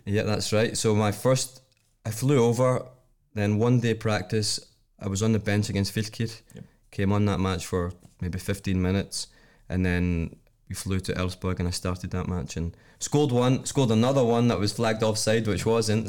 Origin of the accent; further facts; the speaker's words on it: Scotland, United Kingdom; moved away as an adult; now in Iceland; I'm coming from Scotland